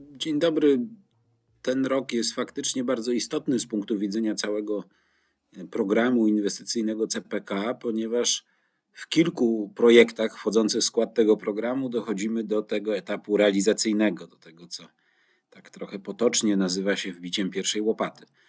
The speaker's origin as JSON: {"language": "Polish", "town": "Gdynia", "region": "Pomeranian Voivodeship", "country": "Poland", "said": "Jako gdynianin"}